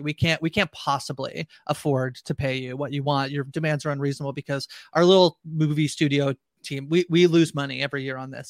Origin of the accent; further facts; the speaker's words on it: Canada; I'm Canadian